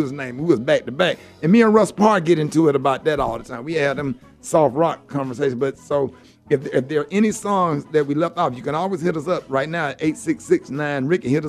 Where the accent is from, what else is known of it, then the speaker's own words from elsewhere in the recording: Birmingham, Alabama, United States; Now, you know I'm from Birmingham, Alabama